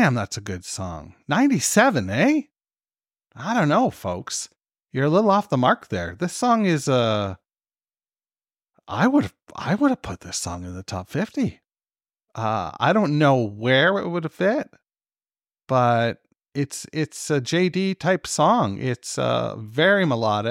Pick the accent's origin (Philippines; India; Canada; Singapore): Canada; I'm fucking Canadian